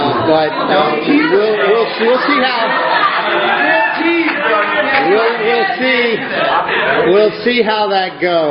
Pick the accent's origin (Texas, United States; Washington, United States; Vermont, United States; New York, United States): Vermont, United States; Essex Junction; moved away as an adult; also born or lived in Michigan / Burlington, Vermont; I grew up in Essex Junction